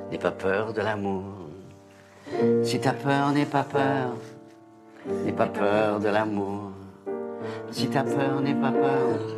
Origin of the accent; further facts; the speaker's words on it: south-east, France; accent: south-east French; Moi, c'est sud-est.